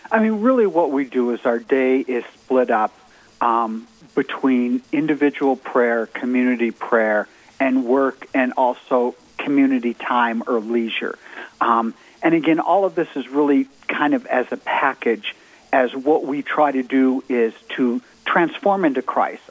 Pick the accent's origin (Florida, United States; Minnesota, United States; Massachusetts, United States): Minnesota, United States; moved away as an adult; also born or lived in Georgia; I grew up in Minnesota